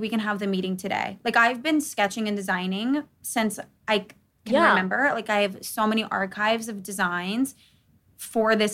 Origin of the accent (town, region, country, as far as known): Charleston, South Carolina, United States; born or raised there